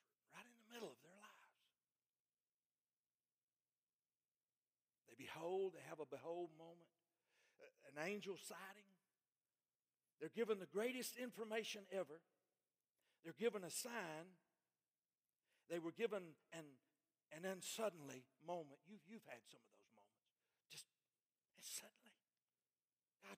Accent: Alabama, United States; I grew up in Mively, Alabama.

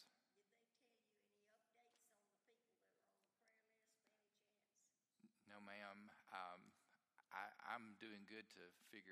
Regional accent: the Shoals area, Alabama, United States; moved away; I grew up in the Shoals area

